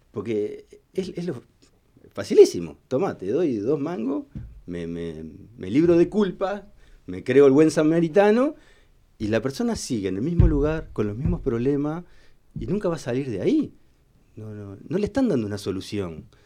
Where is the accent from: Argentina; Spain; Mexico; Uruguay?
Uruguay; Somos todos, todos uruguayos.